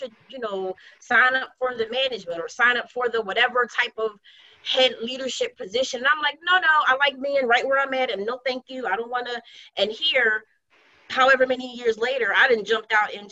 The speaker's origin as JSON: {"language": "English", "town": "Philadelphia", "region": "Pennsylvania", "country": "United States", "tie": "born or raised there", "said": "West Philly born and bred, Southwest I represent as well"}